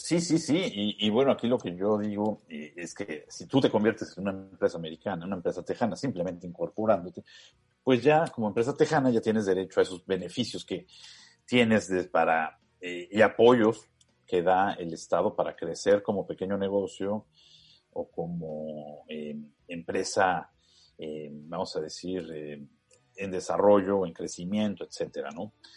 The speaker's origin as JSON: {"language": "Spanish", "region": "Mexico City", "country": "Mexico", "said": "yo soy chilango"}